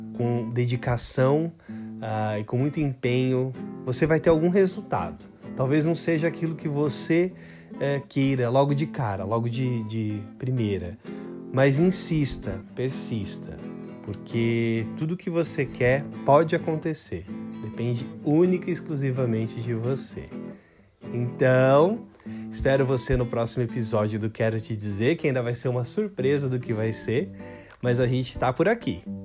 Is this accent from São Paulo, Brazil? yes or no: yes; São Paulo, Brazil; nasci em São Paulo, moro em São Paulo